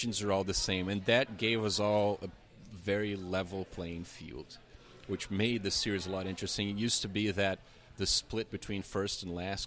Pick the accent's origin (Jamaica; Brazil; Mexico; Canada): Brazil; English is a second language; moved away; I'm from Brazil, originally from Brazil